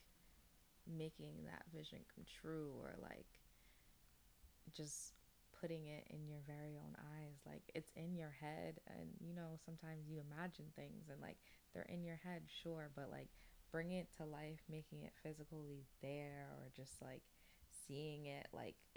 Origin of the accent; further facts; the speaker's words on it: Loudonville, New York, United States; I grew up in Loudonville